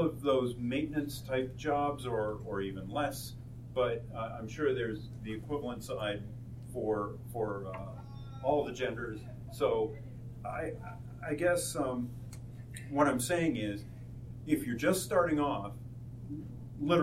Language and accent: English; San Diego, California, United States; now in Tucson, United States; We're from San Diego